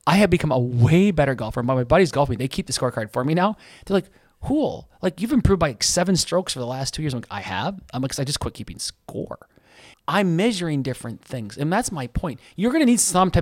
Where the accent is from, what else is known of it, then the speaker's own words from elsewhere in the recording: United States; I'm an American